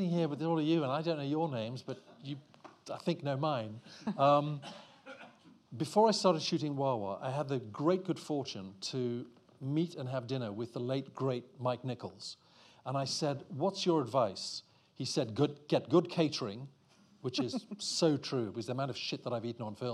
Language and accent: English; Eswatini; I'm from Swaziland